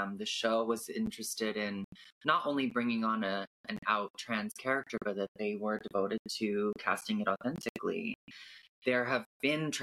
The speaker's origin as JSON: {"language": "English", "country": "Canada", "tie": "born or raised there", "also_born_or_lived": "California", "said": "I was born in California and I grew up in Canada"}